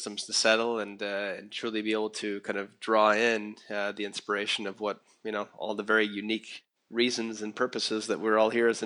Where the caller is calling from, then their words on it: Costa Rica; So I'm I'm uh, I'm speaking from Costa Rica, in the jungle and the rainforest, and some really interesting and fun things going on that are inspiring me here.